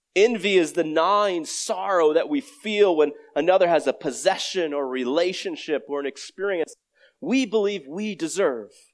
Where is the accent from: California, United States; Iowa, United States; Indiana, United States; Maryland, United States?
Iowa, United States; I grew up in Iowa